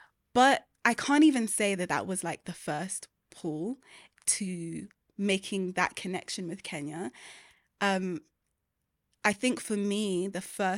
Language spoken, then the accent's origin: English; Peckham, London, United Kingdom; But I was born in Southeast London in a place called Peckham. And it was, it's like a feast for the eyes, I'm not gonna lie. It's, they call it Little Nigeria because there's a lot of Nigerians there. But it was an amazing place to grow up.